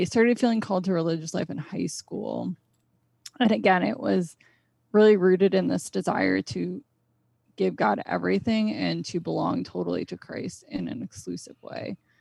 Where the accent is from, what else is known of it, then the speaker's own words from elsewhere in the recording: Connecticut, United States; I grew up in Connecticut, so I've always lived here.